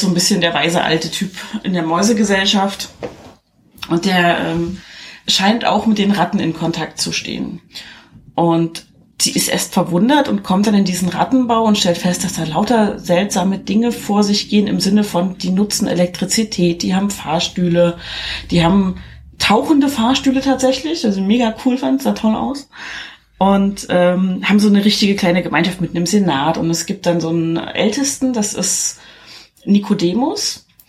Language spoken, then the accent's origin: German; East Germany, Germany; Weil ich komme aus dem Osten